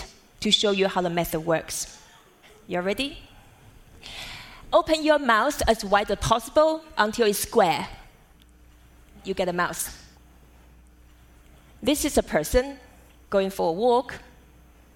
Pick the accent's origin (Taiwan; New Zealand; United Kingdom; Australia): Taiwan; Growing up in Taiwan as a daughter of calligrapher